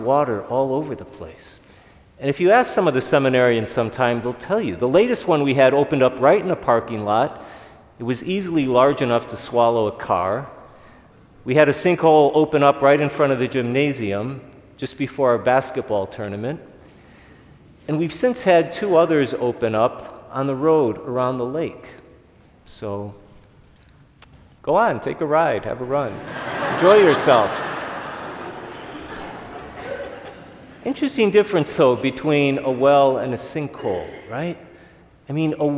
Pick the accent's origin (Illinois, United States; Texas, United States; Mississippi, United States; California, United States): Illinois, United States; Chicago; growing up in Chicago